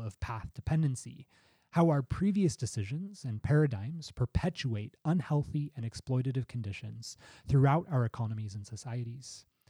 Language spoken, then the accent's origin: English; United States; the United States, my home country